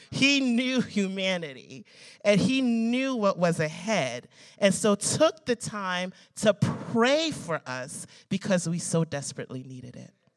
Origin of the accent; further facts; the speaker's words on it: United States; I love being an American. I was born in this country.